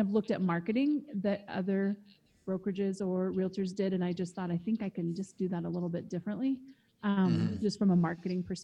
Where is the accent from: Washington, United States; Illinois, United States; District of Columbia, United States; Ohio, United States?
Washington, United States; Eastern; I grew up in Eastern Washington, which also borders Osoyoos.